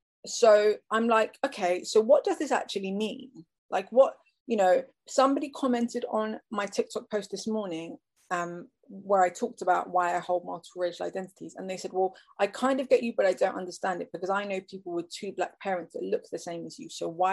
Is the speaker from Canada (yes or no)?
no; England, United Kingdom; I was born and raised in England.